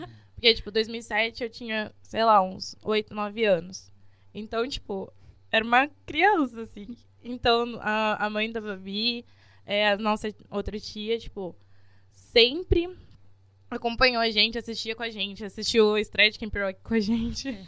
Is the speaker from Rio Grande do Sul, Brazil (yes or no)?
no; interior of São Paulo, Brazil; a gente é daqui do interior de São Paulo